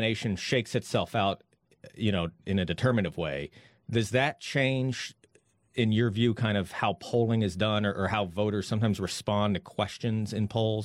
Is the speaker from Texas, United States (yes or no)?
yes; Texas, United States; I'm a Texan